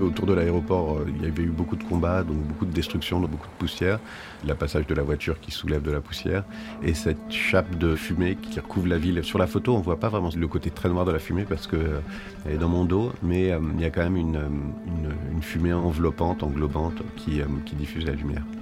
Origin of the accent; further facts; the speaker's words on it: France; je suis français